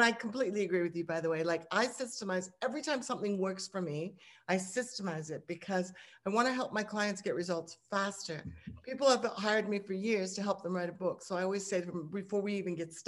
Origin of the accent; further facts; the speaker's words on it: Hong Kong; now in Australia; growing up in Hong Kong